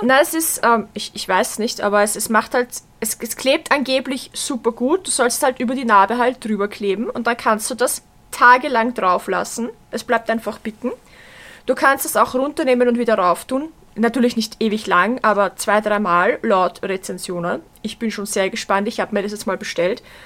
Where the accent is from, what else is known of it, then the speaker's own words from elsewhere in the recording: Vienna, Austria; bei uns in Wien